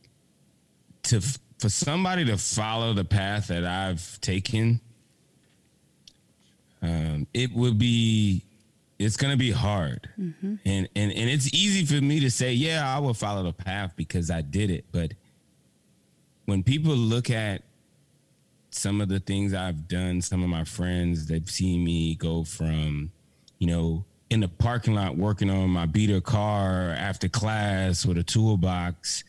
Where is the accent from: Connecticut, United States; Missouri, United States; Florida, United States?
Florida, United States; Miami; my hometown in Miami, Florida